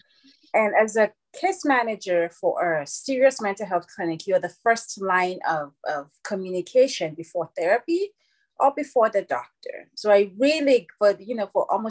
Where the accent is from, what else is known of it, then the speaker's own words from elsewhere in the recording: Nigeria; moved away as an adult; also born or lived in Louisville, Kentucky; now in United States; And I was born and raised in Nigeria. And then I came to America when I was 20.